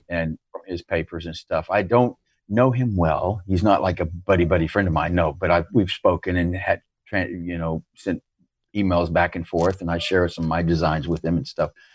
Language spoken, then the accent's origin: English; United States; moved away; as an American